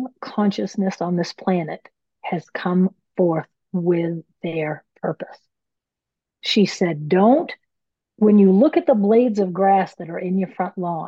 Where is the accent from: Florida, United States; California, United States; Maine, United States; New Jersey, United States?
Maine, United States; I'm from Maine. Maine, we have mills, paper mills